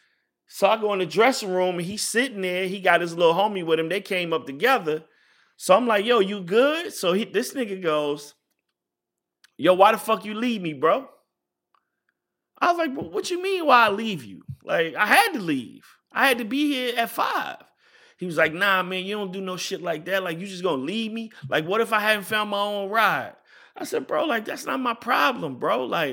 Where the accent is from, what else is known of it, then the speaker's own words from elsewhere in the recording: Richmond, Virginia, United States; got a show at University of Virginia, which is probably like about 50 miles, 55 miles from where I'm from Richmond.